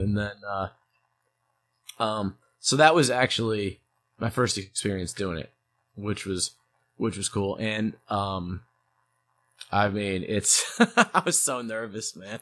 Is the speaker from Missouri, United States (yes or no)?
yes; St. Louis, Missouri, United States; also born or lived in New York; when I was a kid, we moved from New York to Saint Louis